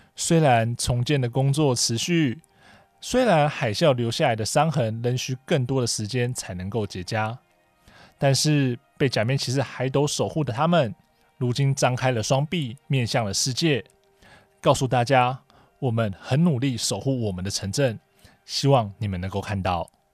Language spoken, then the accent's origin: Chinese; Taiwan; 我来自台湾